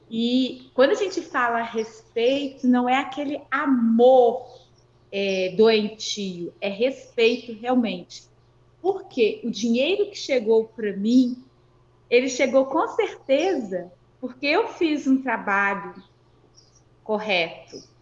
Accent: Barbacena, Minas Gerais, Brazil; Eu sou de Barbacena, interior de Minas, né?

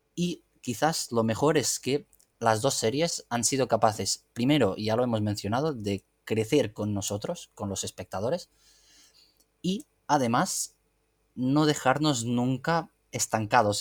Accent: Catalonia, Spain; como catalán fan del anime mm, creciste con Dragon Ball

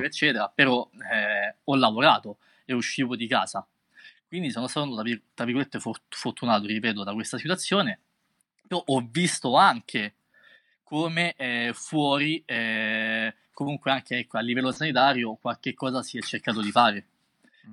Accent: Rome, Lazio, Italy; io vengo da Roma

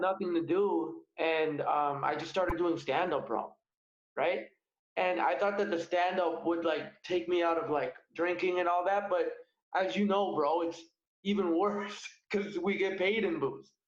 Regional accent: Alberta, Canada; moved away; I'm originally from Alberta

